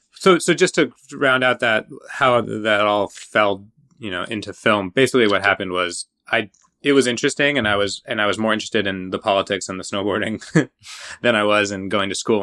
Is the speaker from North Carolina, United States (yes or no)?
no; Washington State outside of Seattle, United States; I grew up in Washington State outside of Seattle